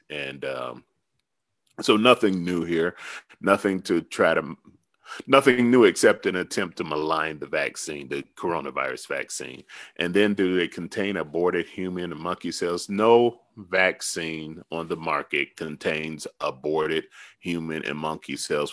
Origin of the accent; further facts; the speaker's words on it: the South, United States; I'm from the South.